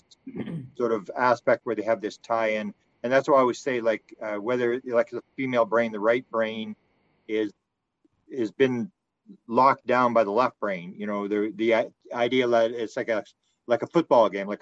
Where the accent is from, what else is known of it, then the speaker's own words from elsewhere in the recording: Canada; I'm from Canada